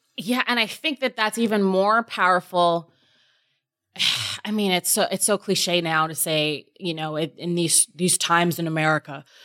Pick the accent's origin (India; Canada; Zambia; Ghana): Canada; my black experience as a Canadian